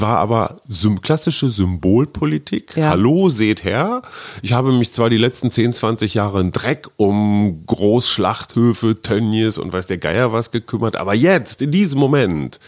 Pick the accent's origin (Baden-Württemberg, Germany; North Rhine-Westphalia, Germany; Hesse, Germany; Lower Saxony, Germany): North Rhine-Westphalia, Germany; Münster; now in Berlin, Germany; meiner Heimatstadt Münster